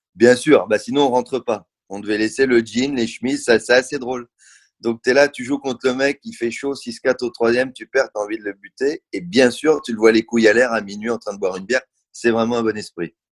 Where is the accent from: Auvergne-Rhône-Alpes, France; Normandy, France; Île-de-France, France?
Île-de-France, France; Paris; je suis né à Paris